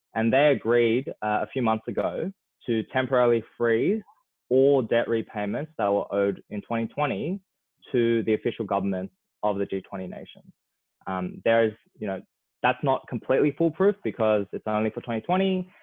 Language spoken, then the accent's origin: English; Australia; as Australian young people